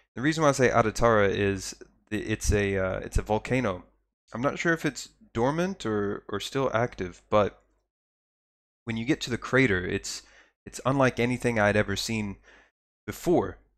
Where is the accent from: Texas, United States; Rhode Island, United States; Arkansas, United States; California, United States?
Texas, United States; I come from Texas, where all the water's brown